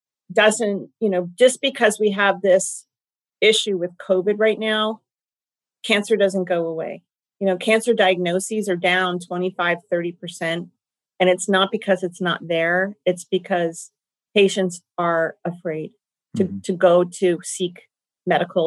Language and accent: English; Golden State Warriors territory, California, United States; I come from Golden State Warrior territory